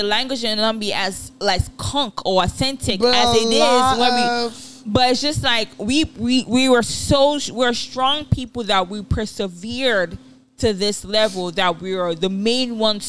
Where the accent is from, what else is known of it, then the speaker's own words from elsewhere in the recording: Ibadan, Oyo, Nigeria; moved away; which I grew up in Ibadan.